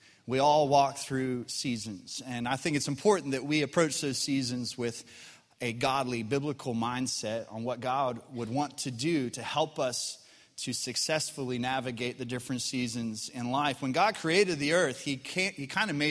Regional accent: Colorado, United States; now in Arkansas, United States; When I grew up in Colorado

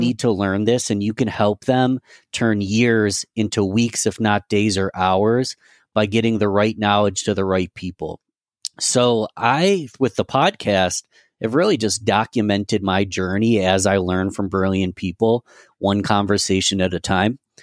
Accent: Rochester, New York, United States; my hometown of Rochester, New York

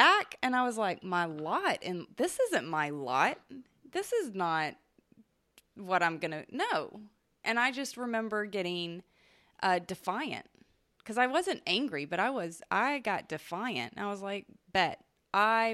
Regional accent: Southeast Texas, United States; growing up in Southeast Texas

